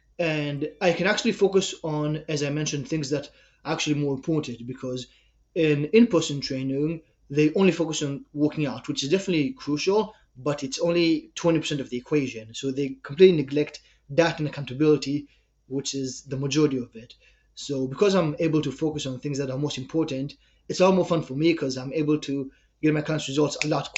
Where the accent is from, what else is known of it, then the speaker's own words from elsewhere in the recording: China; English is a second language; moved away as an adult; also born or lived in Israel; So as you can probably hear from my accent, I'm from Israel. When I was 6, my family and I moved to China. I grew up there. At 18 years old, I decided to go to Canada